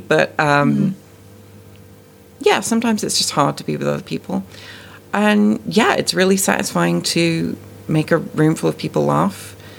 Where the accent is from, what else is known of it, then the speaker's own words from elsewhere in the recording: South West England, United Kingdom; now in Canada; I'm born and raised in the UK. I grew up in Dorset, where the accent is much more of like a sort of West Country farmer-type accent.